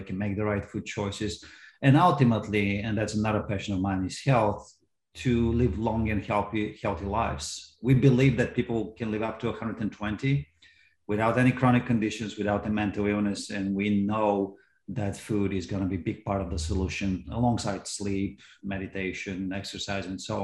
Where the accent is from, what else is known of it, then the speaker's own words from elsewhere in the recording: Bulgaria; moved away as an adult; now in United States; I'm from Bulgaria originally, and I came here for college in 1992.